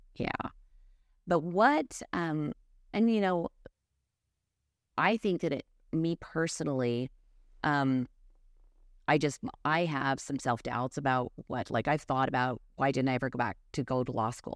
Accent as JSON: {"language": "English", "town": "North Salt Lake", "region": "Utah", "country": "United States", "tie": "born or raised there", "said": "I grew up in North Salt Lake"}